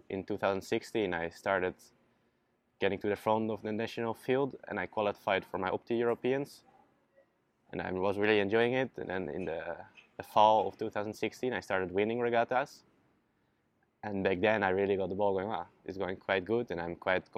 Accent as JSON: {"language": "English", "town": "Zierikzee", "region": "Zeeland", "country": "Netherlands", "tie": "born or raised there", "said": "I started sailing back in 2011 in my hometown Zierikzee, all the way in the south of Holland"}